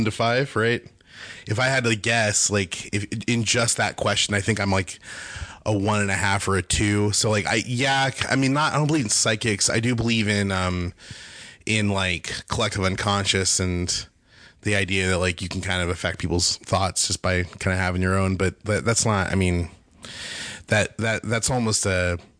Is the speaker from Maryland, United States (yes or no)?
no; Bakersfield, California, United States; Bakersfield, California.